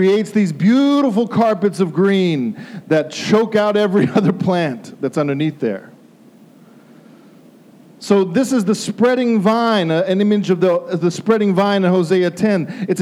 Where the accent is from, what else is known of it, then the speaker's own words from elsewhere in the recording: Denver, Colorado, United States; also born or lived in Lexington; My family's from Lexington. I have family in Lexington, and we grew up in Denver.